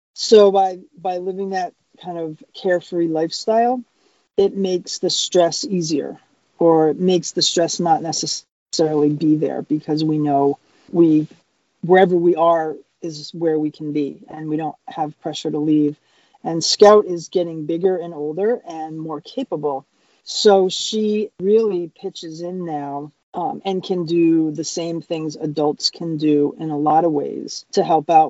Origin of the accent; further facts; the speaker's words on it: Cape Cod, Massachusetts, United States; moved away as an adult; We are originally from Cape Cod, Massachusetts